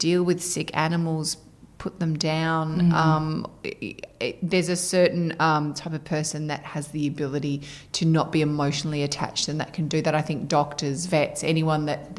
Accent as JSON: {"language": "English", "town": "Perth", "region": "Western Australia", "country": "Australia", "also_born_or_lived": "Sydney", "moved": "as an adult", "said": "I moved over to Sydney from Perth"}